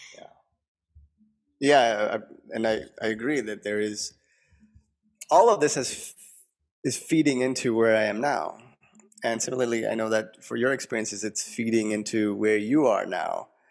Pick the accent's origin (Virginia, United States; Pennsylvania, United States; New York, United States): New York, United States; Long Island; I grew up in New York, Long Island